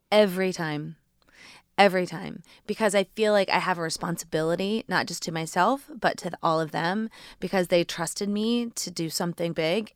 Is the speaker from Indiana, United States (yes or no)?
yes; Indiana, United States; moved away; also born or lived in New York; growing up in Indiana and moving to New York